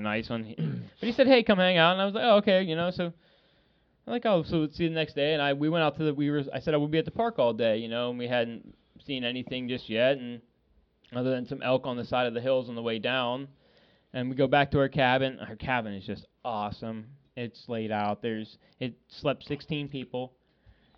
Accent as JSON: {"language": "English", "region": "Pennsylvania", "country": "United States", "said": "I'm from Pennsylvania. I'm like 2,000 miles away from home"}